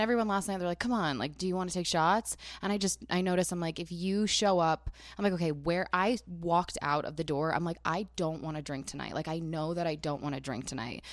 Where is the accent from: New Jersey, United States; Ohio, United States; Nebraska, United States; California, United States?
New Jersey, United States; I'm from Jersey